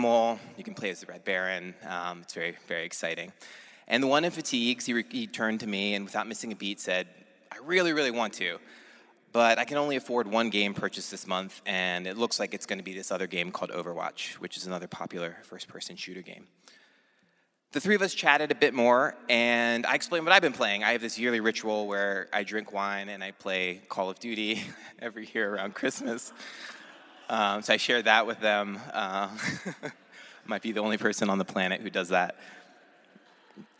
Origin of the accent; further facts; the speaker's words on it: outside of Philadelphia, Pennsylvania, United States; I grew up outside of Philadelphia